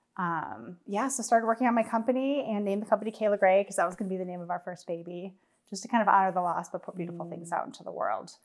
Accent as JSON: {"language": "English", "region": "Wisconsin", "country": "United States", "tie": "born or raised there", "said": "I was born and raised in Wisconsin"}